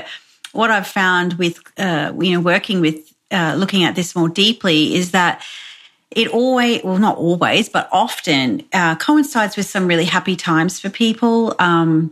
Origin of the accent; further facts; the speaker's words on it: Brisbane, Queensland, Australia; I'm from Brisbane in Australia, so I'm located kind of halfway between Brisbane and the Gold Coast.